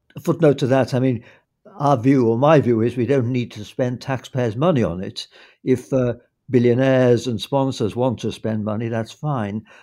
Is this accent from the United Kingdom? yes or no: yes; United Kingdom; as a Brit